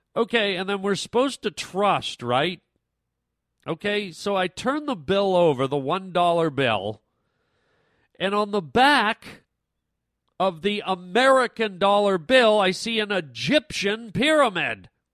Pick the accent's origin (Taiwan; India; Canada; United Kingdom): Canada; I'm from Canada